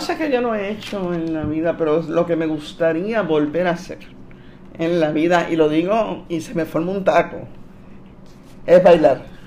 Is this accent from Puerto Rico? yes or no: yes; Puerto Rico; Yo soy una periodista puertorriqueña y como periodista puertorriqueña yo estaba cubriendo esto desde el punto de vista de los puertorriqueños